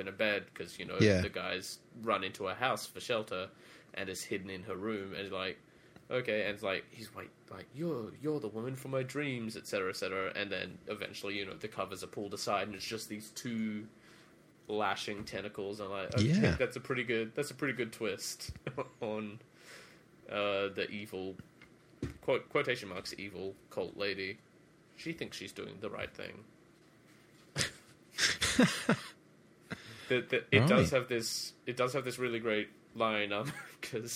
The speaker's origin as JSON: {"language": "English", "country": "Australia", "said": "I'm Australian."}